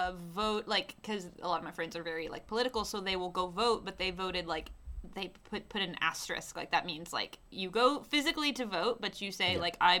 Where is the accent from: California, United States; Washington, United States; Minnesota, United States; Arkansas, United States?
Arkansas, United States; moved away as an adult; now in Chile; I was raised in Arkansas.